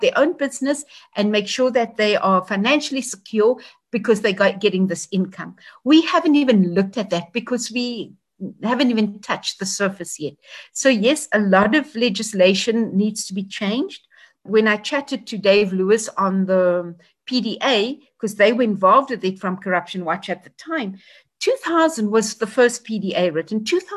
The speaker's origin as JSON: {"language": "English", "country": "South Africa", "said": "all South Africans. It's our country"}